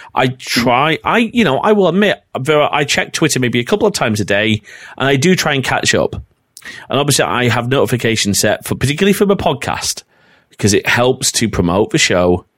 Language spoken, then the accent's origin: English; North West England, United Kingdom; accent: northern; also born or lived in Preston; my northern accent's coming out here quite a bit